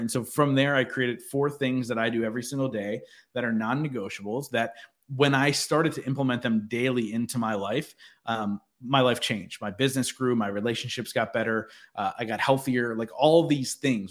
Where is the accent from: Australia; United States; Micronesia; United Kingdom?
United States; Philadelphia, Pennsylvania; I'm from the Philadelphia area